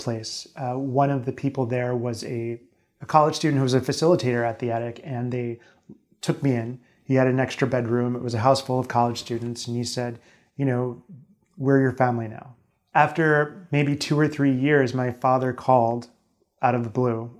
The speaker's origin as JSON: {"language": "English", "town": "Lancaster", "region": "Pennsylvania", "country": "United States", "said": "I'm from Lancaster, Pennsylvania"}